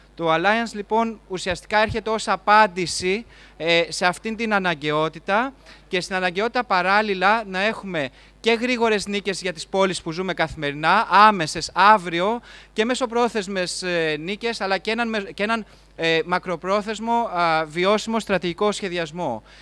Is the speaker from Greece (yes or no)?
yes; Greece; ως Έλληνες